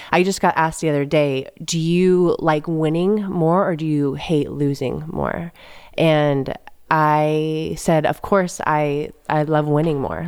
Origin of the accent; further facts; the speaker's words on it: San Jose, California, United States; now in Manhattan Beach, United States; I grew up in the Bay Area